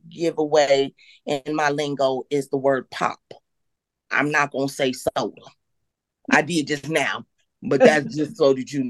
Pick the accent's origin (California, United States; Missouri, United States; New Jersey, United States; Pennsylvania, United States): Missouri, United States; Kansas City; born there; also born or lived in Durham, North Carolina / Maywood, Illinois; I was born in the Midwest, uh, Kansas City, Missouri, and then we moved here to Durham, North Carolina for a few years, and then uh, ended up in uh, in Illinois, right outside of Chicago, in a town uh, called